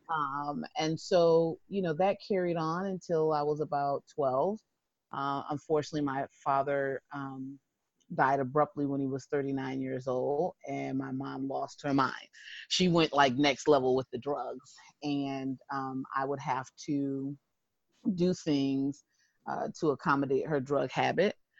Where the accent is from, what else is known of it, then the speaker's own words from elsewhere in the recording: Springfield, Massachusetts, United States; I'm from Springfield, Massachusetts.